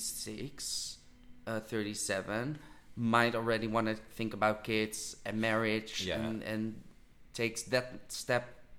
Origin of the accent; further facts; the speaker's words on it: Netherlands; I do think I'm from the Netherlands and I don't consider myself really as a person of the Netherlands. I consider myself as a person of the world.